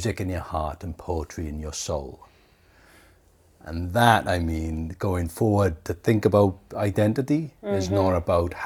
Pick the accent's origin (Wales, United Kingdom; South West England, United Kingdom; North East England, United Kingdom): Wales, United Kingdom; accent: Welsh; now in New Zealand; I can't separate my Welshness from me because of my accent